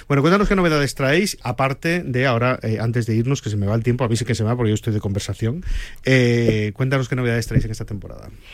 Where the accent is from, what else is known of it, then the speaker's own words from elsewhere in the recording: Santander, Cantabria, Spain; also born or lived in Benidorm; now in Madrid, Spain; yo soy de Santander, adoro Cantabria, pero yo vivo entre Benidorm y Madrid